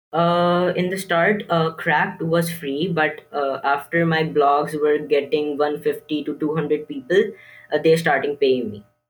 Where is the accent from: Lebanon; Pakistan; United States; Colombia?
Pakistan; Karachi, Sindh; I'm sixteen years old, and I'm from Pakistan, Karachi.